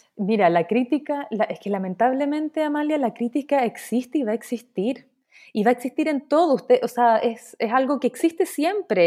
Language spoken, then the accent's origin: Spanish; Chile; moved away as an adult; also born or lived in Dubai, United Arab Emirates; now in New York, United States; yo soy eh, artista chilena. Eh, en estos momentos estoy viviendo en Dubái